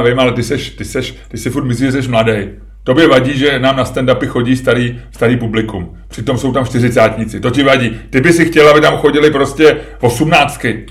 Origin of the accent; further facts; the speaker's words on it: Czechia; já jsem Čech